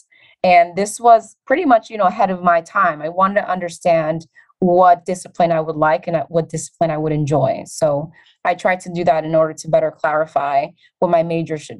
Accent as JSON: {"language": "English", "town": "New York City", "region": "New York", "country": "United States", "tie": "born or raised there", "said": "when I was 9 years old growing up in the Bronx"}